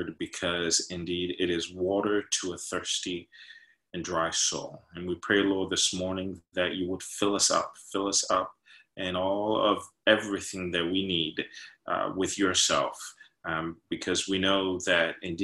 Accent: New York, United States; moved away; I'm from North, I'm from New York

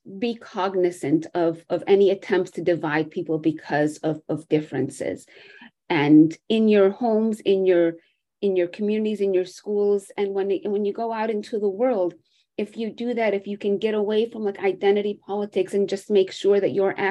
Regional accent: United States; also born or lived in Jerusalem; my experience growing up in the United States, why my parents came to this country

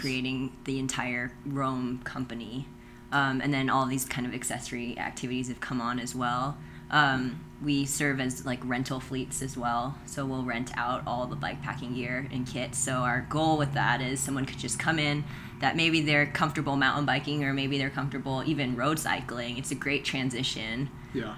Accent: Virginia, United States; moved away as an adult; also born or lived in Utah / Idaho; now in Monticello, United States; up in Virginia originally.

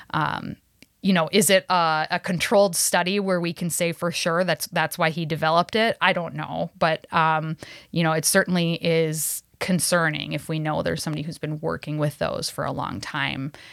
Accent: Cass Lake, Minnesota, United States; growing up, uh, an Ojibwe person on the reservation up north, uh, I'm, I'm from Leech Lake, uh, Cass Lake area

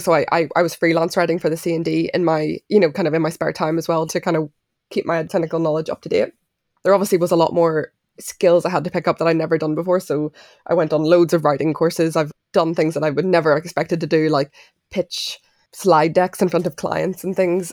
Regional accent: Belfast, Northern Ireland, United Kingdom; I grew up in Belfast, but I'm half Irish, half Mauritian.

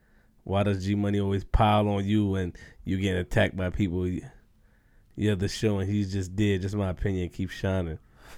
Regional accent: Queens, New York, United States; I mean, well, you know, I'm from Queens, you know?

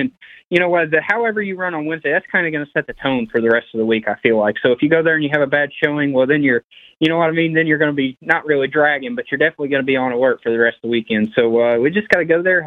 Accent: Brownstown, United States; growing up around Brownstown

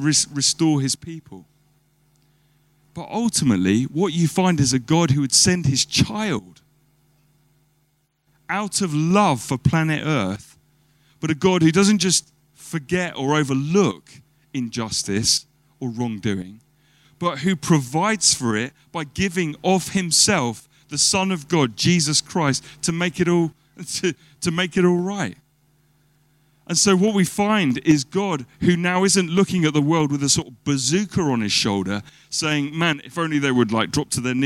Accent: United Kingdom; as British people

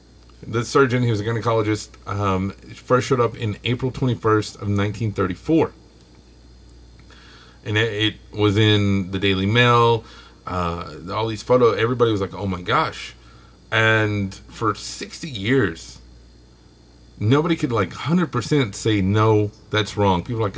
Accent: Texas, United States; accent: Texan; my accent is leaving my native Texan

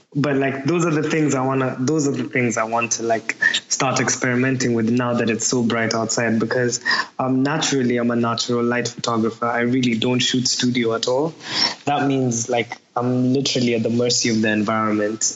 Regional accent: Nairobi, Kenya; moved away as an adult; now in Manchester, United Kingdom; I'm from Nairobi, Kenya. I just moved to Manchester three years ago. So like Nairobi is where I was born and raised.

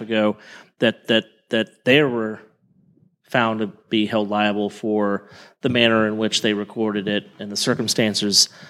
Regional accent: Oklahoma, United States; I'm from Oklahoma

